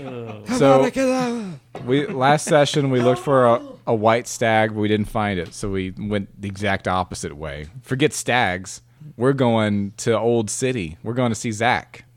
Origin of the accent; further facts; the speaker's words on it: the South, United States; I'm from the South, I say R